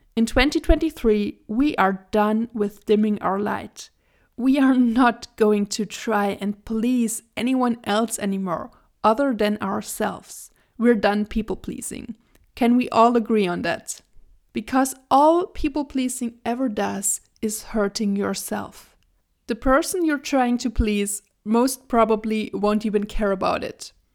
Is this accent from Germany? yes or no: yes; Germany; I was born and raised in Germany, and I also currently live in Germany with my partner